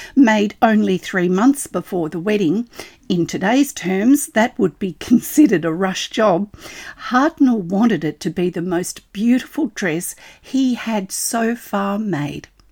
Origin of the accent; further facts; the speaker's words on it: Australia; I'm an Australian textile artist